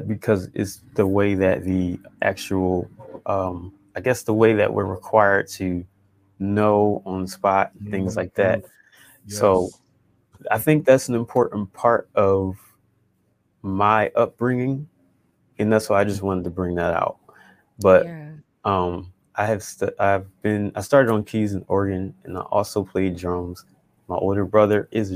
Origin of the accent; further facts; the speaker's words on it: Philadelphia, Pennsylvania, United States; I grew up in church in Philadelphia, PA